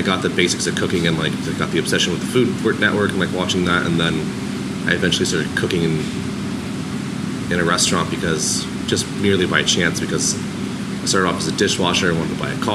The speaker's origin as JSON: {"language": "English", "area": "Orange County", "region": "California", "country": "United States", "tie": "born or raised there", "said": "I grew up in Orange County"}